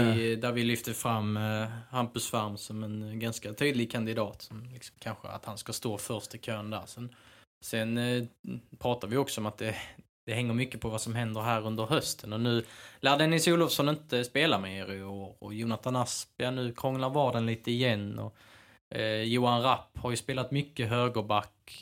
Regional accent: Skåne, Sweden; Jag är ju, jag är ju skåning

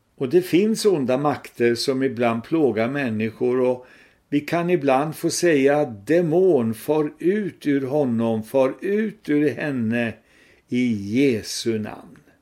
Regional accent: Sweden; vi svenskar

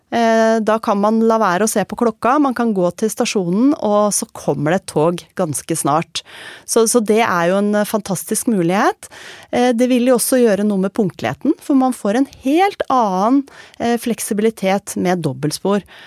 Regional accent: Tønsberg, Vestfold, Norway; jeg er fra Tønsberg

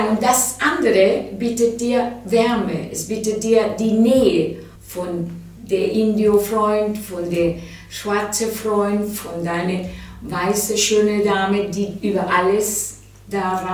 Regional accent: Venezuela; Ich fand immer, dass wir zu wenig Zeit verbracht hatten in Venezuela. Das, wenn ich in Venezuela war, entweder war ich Kind oder dann bin ich im Ausland gegangen, habe ich studiert teilweise.

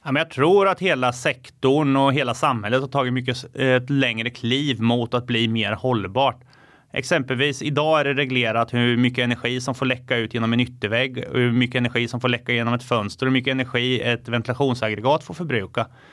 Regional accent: Finspång, Östergötland, Sweden; en liten månskensbonde från norra Finspång har lite getter, höns, lever, lever och lär med naturen

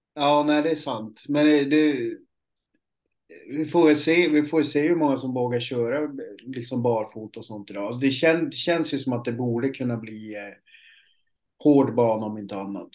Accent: Piteå, Norrbotten County, Sweden; moved away; uppe i Piteå där jag kommer ifrån

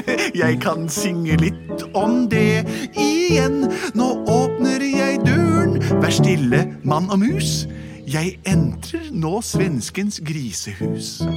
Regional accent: Norway; Og jeg vet med meg selv at jeg kommer til å være der mye lenger enn dere, for jeg er fra Norge.

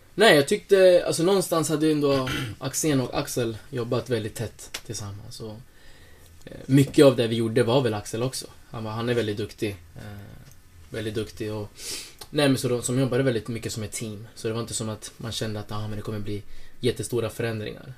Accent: Norrköping, Östergötland, Sweden; moved away as an adult; also born or lived in Lycksele / Åsele; now in Sundsvall, Sweden; jag är uppvuxen i Norrköping

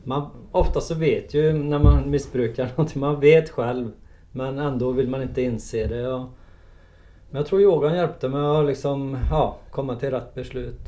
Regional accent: Trollhättan, Västra Götaland, Sweden; född och uppvuxen i Trollhättan

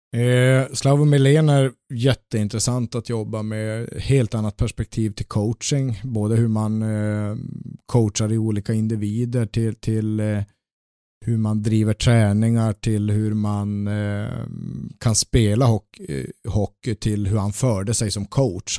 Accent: Luleå, Norrbotten County, Sweden; now in Gothenburg, Sweden; Jag växte upp i Luleå

